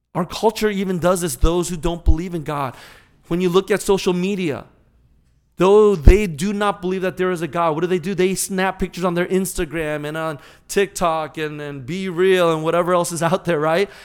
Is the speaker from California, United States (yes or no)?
yes; California, United States; moved away as an adult; now in St. Louis, United States; growing up in California